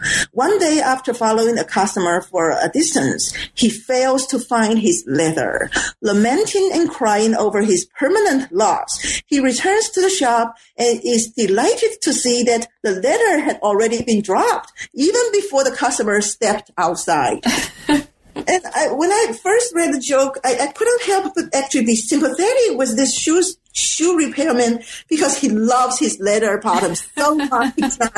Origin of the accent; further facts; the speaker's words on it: Taiwan; And because I am from Taiwan, I cannot speak the Suzhou dialect, and I don't really have the vocabulary in my quote unquote encyclopedia about those slangs.